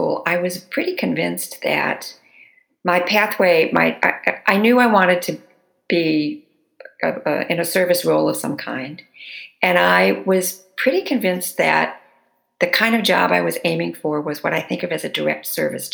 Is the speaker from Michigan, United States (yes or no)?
yes; Detroit, Michigan, United States; moved away; I was born in Detroit and grew up in the area. So I'm a good Midwestern Latina, which is a thing.